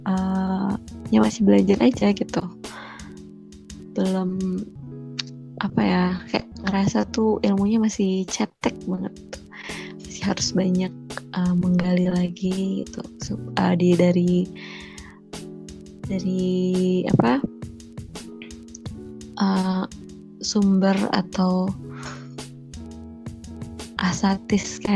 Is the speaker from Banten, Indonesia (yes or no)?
yes; South Tangerang, Banten, Indonesia; moved away as an adult; now in Semarang, Indonesia; jadi tuh apa pas aku pindahan dari Tangsel karena aku dari Tangsel ada di Tangsel ke Semarang itu kan mau ngekos ceritanya